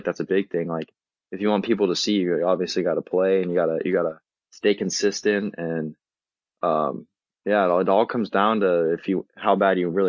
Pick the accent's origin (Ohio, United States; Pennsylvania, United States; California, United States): California, United States; San Diego; I'm from San Diego